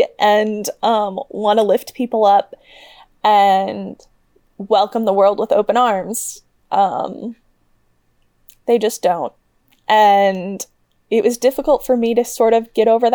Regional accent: Midwest, United States; I grew up in the Midwest, like Ben

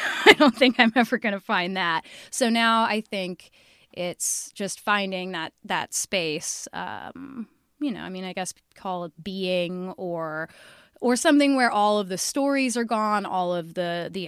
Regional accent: Seattle, Washington, United States; I'm from Seattle, Washington.

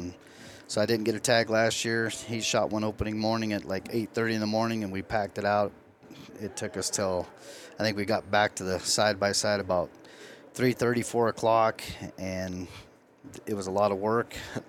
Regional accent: Lyman, Nebraska, United States; I'm from Lyman, Nebraska.

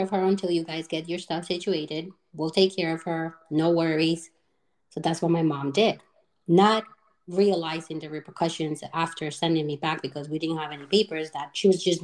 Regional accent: Bogota, Colombia; now in United States; I was born and raised in Colombia, in Bogota, Colombia.

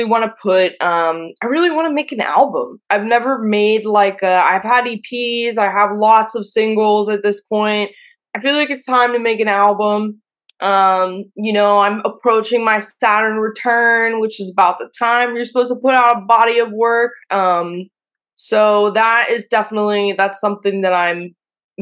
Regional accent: Pittsburgh, Pennsylvania, United States; now in New York, United States; I'm from Pittsburgh

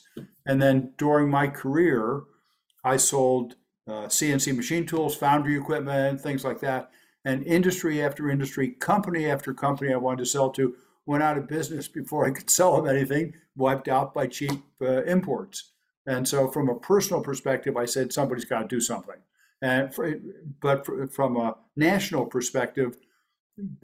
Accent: Elizabeth, New Jersey, United States; I grew up in Elizabeth, New Jersey.

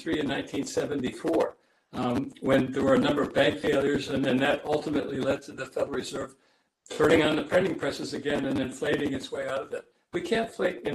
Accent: Ohio, United States; when I was growing up in Ohio in the 1950s

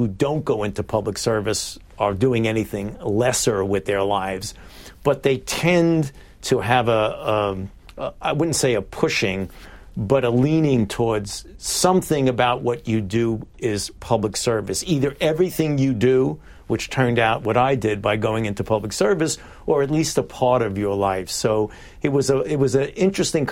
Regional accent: New York City, New York, United States; I was born and raised in Brooklyn, New York, in the Bensonhurst

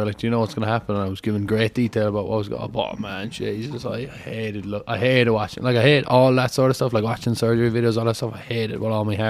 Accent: Connecticut, United States; born there; I was born in Connecticut because my mother is a doctor, so she was getting her residency at the time when I came along.

